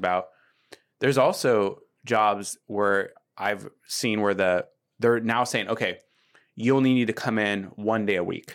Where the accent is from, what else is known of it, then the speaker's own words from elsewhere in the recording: Seattle, Washington, United States; moved away as an adult; now in Bellingham, United States; I grew up in Seattle like you did, and then I went to college here, and I'm one of those people who just stayed